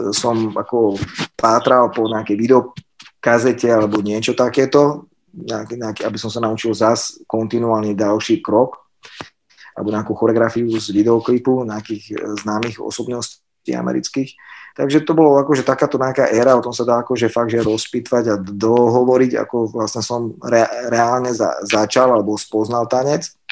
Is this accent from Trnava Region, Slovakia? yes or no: yes; Sereď, Trnava Region, Slovakia; ja som zo Seredi